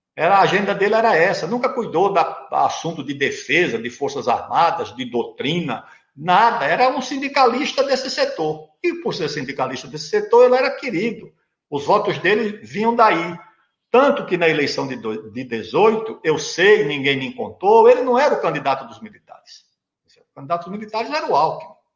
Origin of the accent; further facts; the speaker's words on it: interior of Alagoas, Brazil; sou do interior de Alagoas